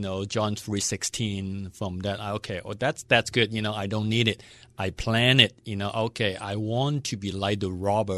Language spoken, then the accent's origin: English; Hong Kong; also born or lived in Western Pennsylvania; now in Pittsburgh, United States; I was born in Hong Kong. Long time ago